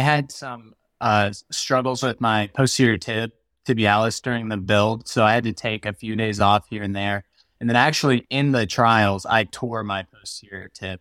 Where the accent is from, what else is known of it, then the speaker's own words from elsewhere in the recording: Virginia, United States; moved away; my home state's Virginia, that's where I'm from originally